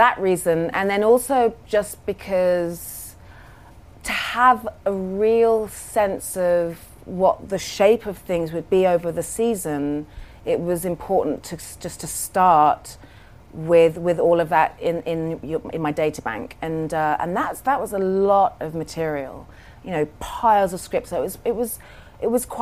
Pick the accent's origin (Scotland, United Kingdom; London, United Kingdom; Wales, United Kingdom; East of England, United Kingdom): London, United Kingdom; I was raised in London